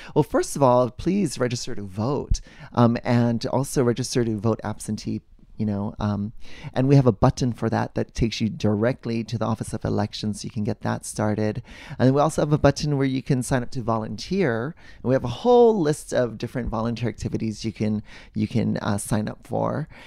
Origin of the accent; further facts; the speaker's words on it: Hawaii, United States; I grew up in Walaiki, and we rode our bikes in the street